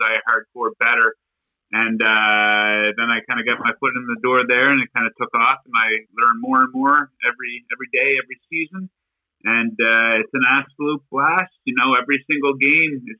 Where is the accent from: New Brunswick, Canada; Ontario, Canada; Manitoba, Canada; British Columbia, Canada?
New Brunswick, Canada; I grew up in New Brunswick